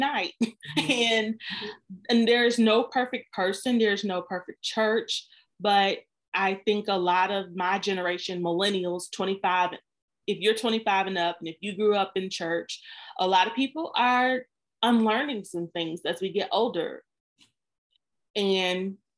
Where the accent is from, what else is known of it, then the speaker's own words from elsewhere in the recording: the Bible Belt, the South, United States; I grew up in the South in the Bible Belt, where there is a church on every corner.